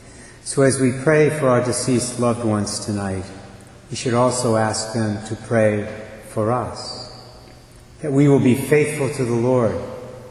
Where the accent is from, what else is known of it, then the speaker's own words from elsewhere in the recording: Barrington, Rhode Island, United States; also born or lived in Westerly, Rhode Island; the parish I grew up in Barrington